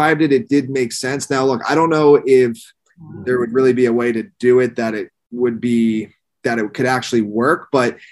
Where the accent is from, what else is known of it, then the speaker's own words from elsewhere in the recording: an hour north of Philadelphia, Pennsylvania, United States; now in Miami, United States; I live in Miami now, but I grew up in Pennsylvania, like an hour north of Philadelphia